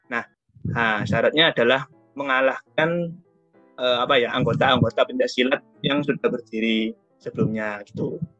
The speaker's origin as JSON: {"language": "Indonesian", "town": "Surabaya", "region": "East Java", "country": "Indonesia", "said": "Uh, di sini asalku dari Surabaya."}